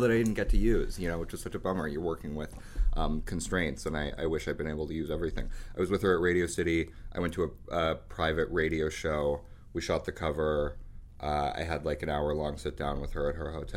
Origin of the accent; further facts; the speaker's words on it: New York City, New York, United States; I had a very colorful run as a teenager growing up in New York City